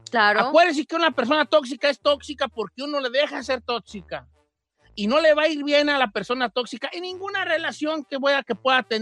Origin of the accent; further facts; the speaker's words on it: Guadalajara, Jalisco, Mexico; Es que yo soy de Guadalajara y ya